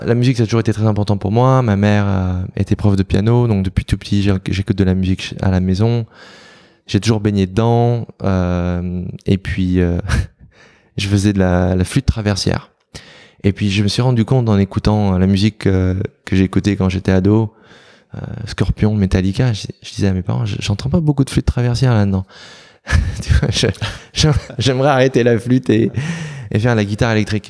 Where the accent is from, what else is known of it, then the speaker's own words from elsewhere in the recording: Nancy, Grand Est, France; moved away as an adult; also born or lived in Seoul, South Korea; now in New York, United States; moi je viens de Nancy